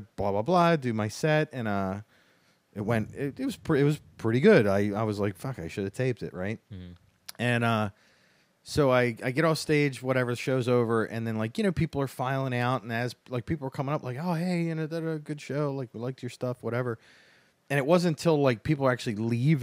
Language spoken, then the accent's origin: English; Baltimore, Maryland, United States; I grew up here in Baltimore